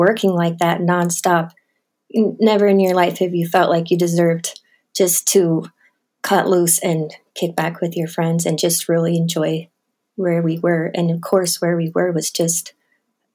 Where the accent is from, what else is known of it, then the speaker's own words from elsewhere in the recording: Butte, Montana, United States; where I grew up in Montana